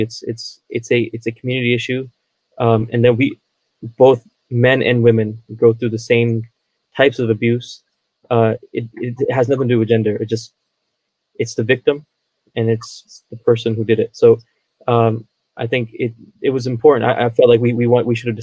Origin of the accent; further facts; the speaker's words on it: United States; I'm from Maryland, Virginia area